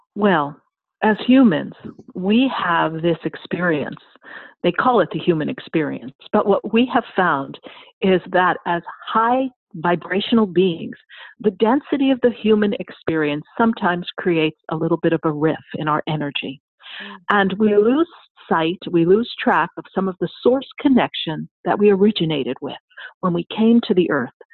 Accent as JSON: {"language": "English", "region": "New York", "country": "United States", "moved": "yes", "said": "I'm from New York"}